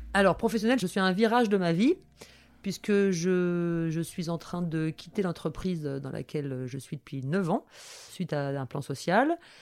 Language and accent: French; Toulouse, Occitania, France; now in Paris, France; quand je suis née, ma mère habitait dans une communauté de lesbiennes hippies à Toulouse